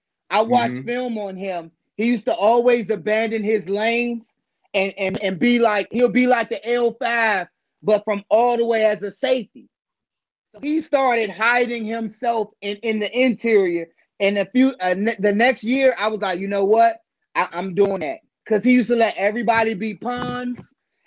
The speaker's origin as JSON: {"language": "English", "town": "Washington", "region": "District of Columbia", "country": "United States", "said": "I'm from Washington, D.C."}